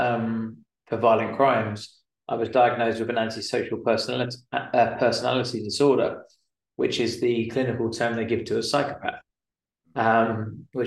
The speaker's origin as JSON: {"language": "English", "region": "London", "country": "United Kingdom", "said": "I'm from London originally, just outside of London anyway."}